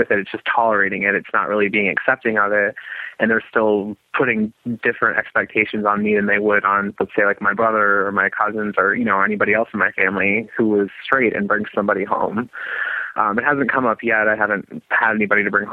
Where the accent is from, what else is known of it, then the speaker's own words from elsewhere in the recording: South Dakota, United States; moved away; I'm originally from South Dakota